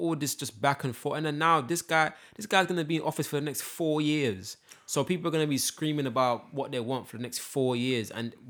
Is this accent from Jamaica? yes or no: yes; Jamaica; I don't know if I'm just being too, like just being too Jamaican about this, bro